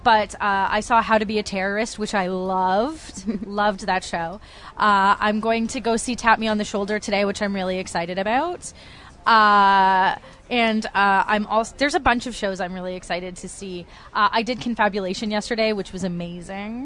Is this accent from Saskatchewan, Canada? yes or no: no; Toronto, Ontario, Canada; I'm from Toronto